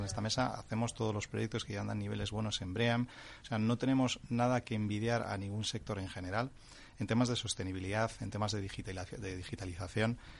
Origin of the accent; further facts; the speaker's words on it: Santander, Cantabria, Spain; yo que soy de Santander